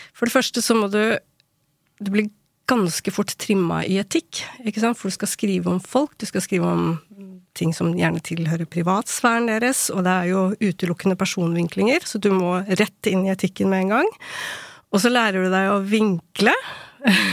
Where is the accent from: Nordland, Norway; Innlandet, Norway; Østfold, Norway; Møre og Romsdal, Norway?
Innlandet, Norway; Ilseng; moved away; also born or lived in South Korea / Bergen; vokste opp på ildseng